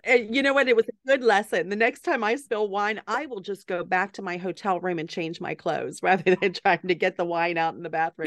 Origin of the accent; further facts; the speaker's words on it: the South, United States; moved away as an adult; also born or lived in Pittsburgh, Pennsylvania / Atlanta, Georgia / South Carolina / Massachusetts; I'm from the South, grew up in Atlanta and South Carolina